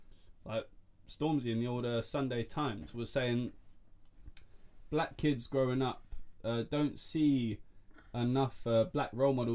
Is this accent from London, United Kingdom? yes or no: yes; London, United Kingdom; born or raised there